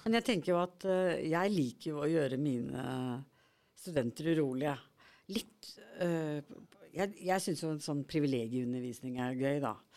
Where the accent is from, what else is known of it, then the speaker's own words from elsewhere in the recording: Norway; jeg vokste opp på Hardangervidda